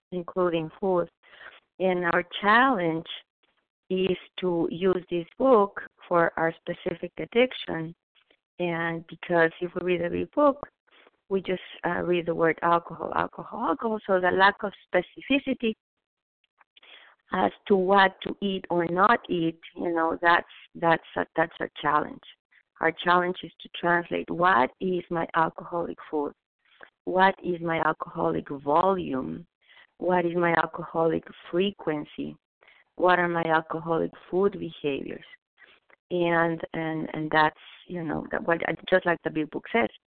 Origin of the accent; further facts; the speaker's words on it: Mexico City, Mexico; moved away; So I was raised in Mexico City